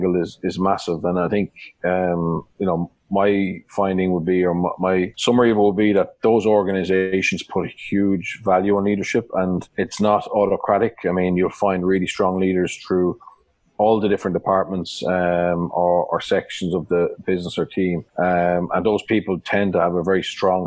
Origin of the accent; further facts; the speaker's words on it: Wicklow-Carlow border, near Tullow and Shillelagh, Leinster, Ireland; I grew up on the Wicklow-Carter border, 5 miles from Tullow, 5 miles from a place called Shillelagh. My father's a cattle dealer, so I grew up on a farm